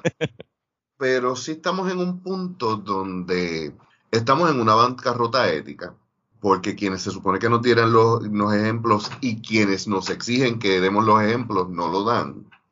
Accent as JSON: {"language": "Spanish", "town": "Ponce", "country": "Puerto Rico", "said": "yo ser de Ponce"}